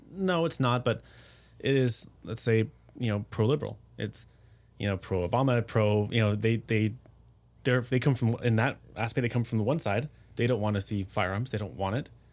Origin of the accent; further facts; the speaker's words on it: United States; moved away as an adult; now in Germany; being an American but living abroad